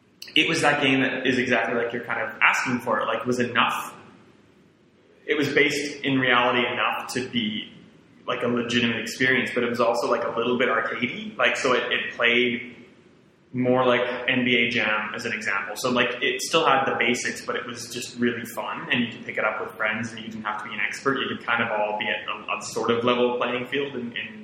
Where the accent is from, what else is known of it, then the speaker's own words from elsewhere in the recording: Saskatoon, Saskatchewan, Canada; my hometown of Saskatoon, Saskatchewan